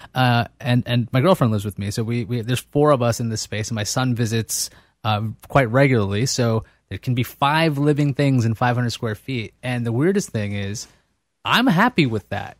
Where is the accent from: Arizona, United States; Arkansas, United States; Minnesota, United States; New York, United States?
New York, United States; New York City; also born or lived in Brooklyn, New York; I grew up in Queens